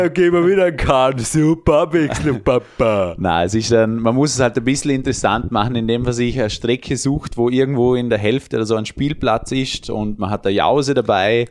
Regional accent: Vorarlberg, Austria; Bei uns in Vorarlberg

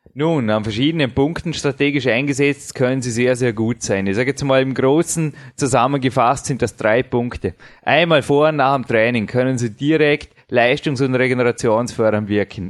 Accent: Vorarlberg, Austria; accent: Vorarlberger Mundart; unsere wunderschöne Vorarlberger Mundart

